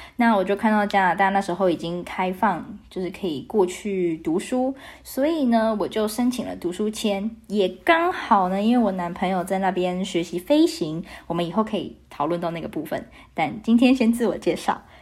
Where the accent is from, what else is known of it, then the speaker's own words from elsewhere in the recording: Taiwan; 我来自台湾